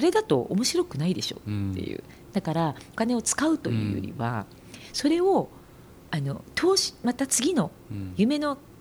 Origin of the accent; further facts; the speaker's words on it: Iwaki, Fukushima, Japan; moved away; 福島県のいわき市って十何万人ぐらいの小さい町